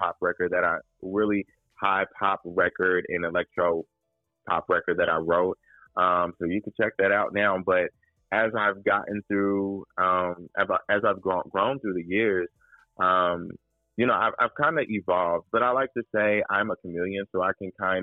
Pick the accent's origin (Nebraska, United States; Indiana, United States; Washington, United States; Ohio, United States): Indiana, United States; Indianapolis; I'm from the Midwest, Indianapolis, Indiana, born and raised